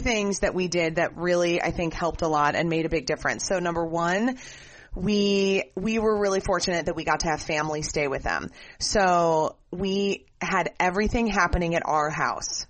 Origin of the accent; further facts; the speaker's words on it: Minnesota, United States; we grew up in Minnesota